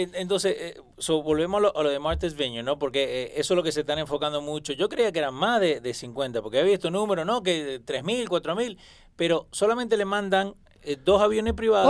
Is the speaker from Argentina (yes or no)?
yes; Argentina; yo soy argentino